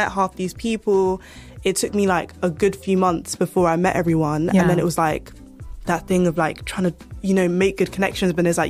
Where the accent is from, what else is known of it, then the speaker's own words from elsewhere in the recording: London, United Kingdom; We love West. I'm from West. I work in Central.